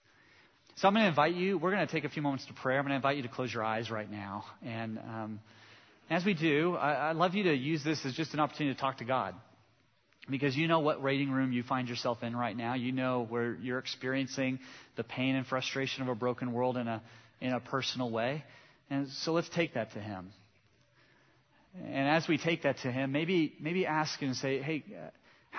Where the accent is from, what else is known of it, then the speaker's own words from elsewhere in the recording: Southern California, United States; I grew up in Southern California